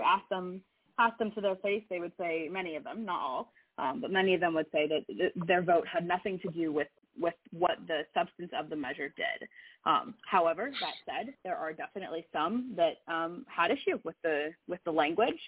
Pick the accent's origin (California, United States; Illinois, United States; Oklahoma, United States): California, United States; Sacramento; moved away as an adult; now in Oregon, United States; I grew up in Sacramento, um, which is a, a much more diverse place than, uh, than Oregon